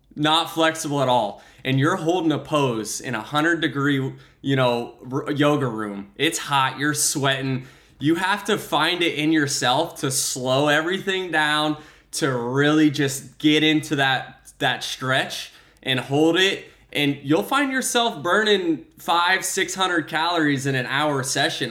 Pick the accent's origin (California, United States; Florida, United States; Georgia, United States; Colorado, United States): Florida, United States; Tampa; Tampa Bay, my hometown team